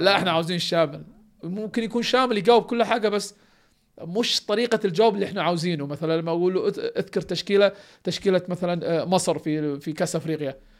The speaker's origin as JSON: {"language": "Arabic", "country": "Kuwait", "said": "انا كويتي"}